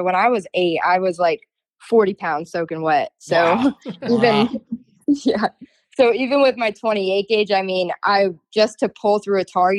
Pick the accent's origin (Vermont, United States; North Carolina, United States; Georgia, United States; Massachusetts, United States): Vermont, United States; now in Florida, United States; So I'm originally from Vermont. My dad, now I live down in Florida